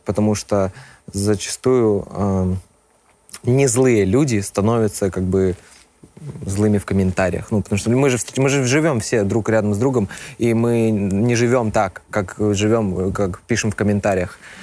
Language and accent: Russian; Minsk, Belarus; я из Беларуси. Родился в Минске.